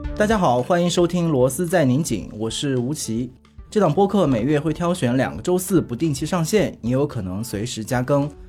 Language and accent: Chinese; Hunan, China; 我是一个跟着综艺长大的人，因为我是湖南人，所以我完全是跟着湖南台在综艺节目的崛起而成长的